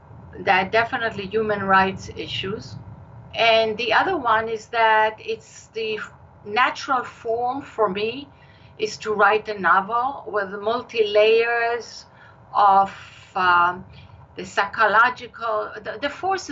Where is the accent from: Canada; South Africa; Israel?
Israel; accent: Israeli; moved away as an adult; now in United States; My accent is Israeli. I've lived in the United States all my adult life, but the accent stays.